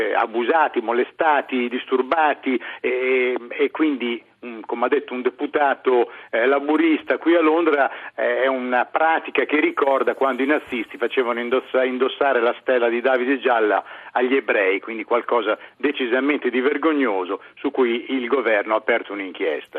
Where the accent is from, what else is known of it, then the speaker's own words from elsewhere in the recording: Bologna, Emilia-Romagna, Italy; moved away as an adult; now in London, United Kingdom; io sono emiliano di Bologna